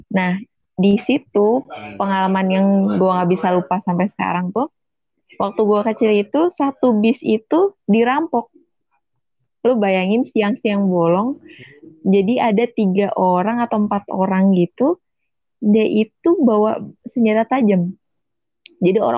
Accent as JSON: {"language": "Indonesian", "region": "Jakarta", "country": "Indonesia", "said": "gue walaupun gue orang Jakarta juga cuma gue tuh punya trauma juga tuh gara-gara itu angkutan umum"}